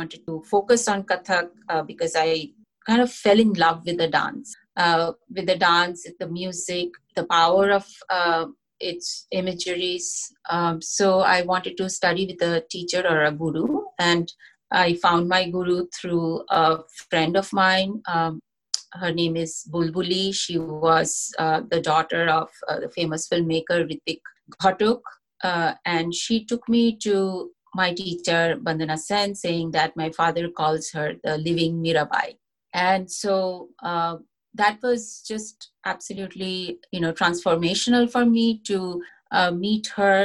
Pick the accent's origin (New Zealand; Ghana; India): India; moved away as an adult; also born or lived in Kolkata; now in United States; I was born and brought up in India